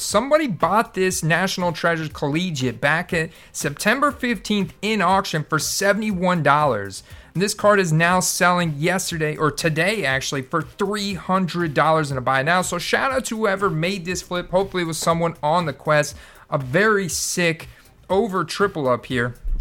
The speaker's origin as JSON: {"language": "English", "town": "Tampa", "region": "Florida", "country": "United States", "tie": "born or raised there", "said": "my hometown, Tampa Bay Buccaneers"}